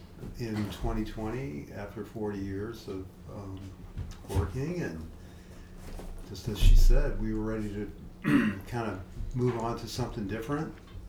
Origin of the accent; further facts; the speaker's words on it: Michigan, United States; moved away as an adult; also born or lived in Marquette, Michigan; now in Mississippi, United States; So I grew up in this area in Michigan and went to school at Northern Michigan University up in Marquette, and worked for U.S. Fish and Wildlife Service up there for a while, and somehow found my way down to Pascagoula, Mississippi